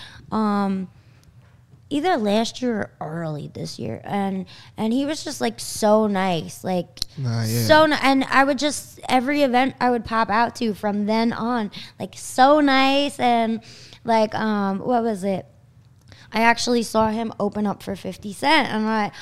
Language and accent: English; Long Island, New York, United States; We're from Long Island